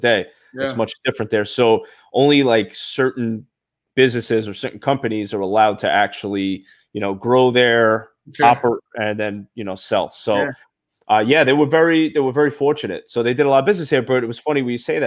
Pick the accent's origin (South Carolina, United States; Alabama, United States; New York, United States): New York, United States; New York City; I'm from Brooklyn. I got an accent too.